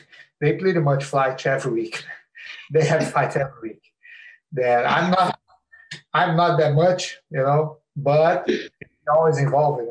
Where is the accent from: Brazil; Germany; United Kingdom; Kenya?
Brazil; teenagers in Brazil used to have, like, we used to fight